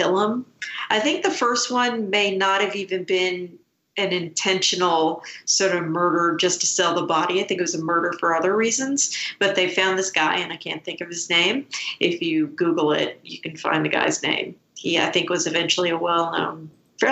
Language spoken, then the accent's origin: English; Scotland, United Kingdom; I was born in Scotland